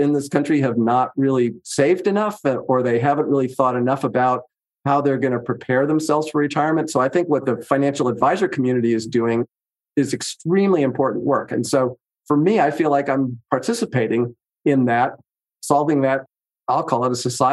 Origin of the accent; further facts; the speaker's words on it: San Francisco Bay Area, California, United States; now in Colorado, United States; I grew up in the San Francisco Bay Area back in the 60s